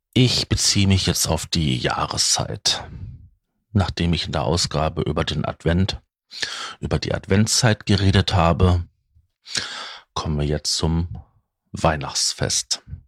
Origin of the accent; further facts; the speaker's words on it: Ruhr area, North Rhine-Westphalia, Germany; bei uns im Ruhrgebiet